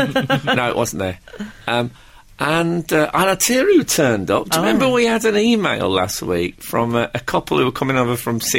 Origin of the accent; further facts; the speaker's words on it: West Bromwich, West Midlands, United Kingdom; I'm not actually from Birmingham either. I'm from West Bromwich.